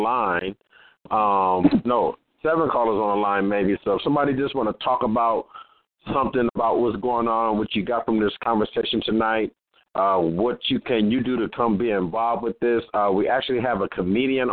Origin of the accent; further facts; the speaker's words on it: Los Angeles, California, United States; they think I'm from Compton. I am, but I'm from L.A. I'm from Watts and Compton together